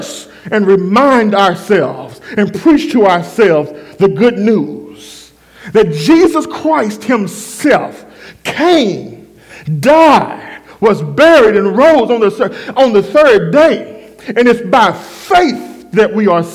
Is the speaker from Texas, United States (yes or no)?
yes; Waxahachie, Texas, United States; my hometown, Waxahachie. Hatchtown, that's what we call it